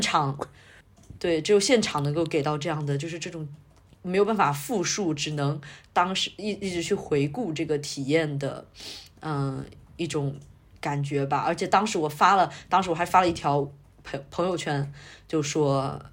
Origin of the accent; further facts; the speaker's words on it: Fujian, China; accent: Fujian; 我这个福建人的口气